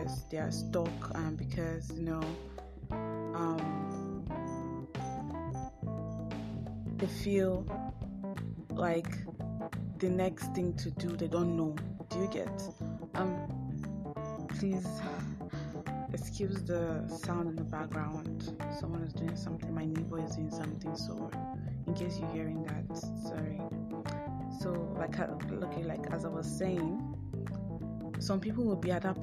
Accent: Nigeria; I am African. I am Nigerian. I'm not African. I'm Nigerian

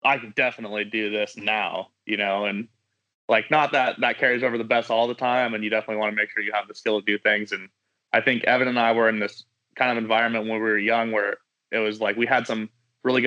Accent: Kernville, California, United States; I grew up in Kernville, California, in the Southern Sierra

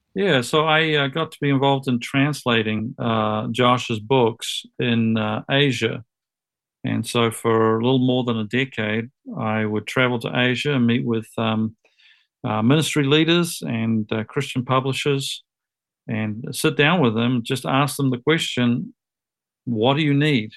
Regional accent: New Zealand; moved away as an adult; also born or lived in United States; I grew up in New Zealand

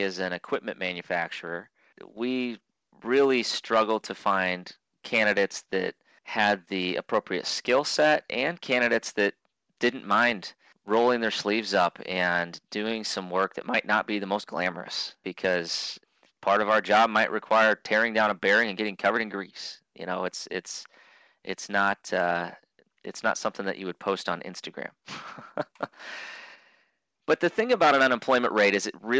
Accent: Clarinda, Iowa, United States; also born or lived in Burlington, Iowa; I was born in Clarinda, Iowa

